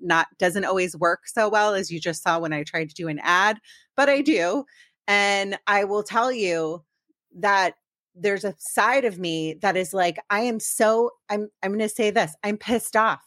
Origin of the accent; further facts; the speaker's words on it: Maryland, United States; now in Los Angeles area, United States; I'm from Maryland, and I still say I'm from DC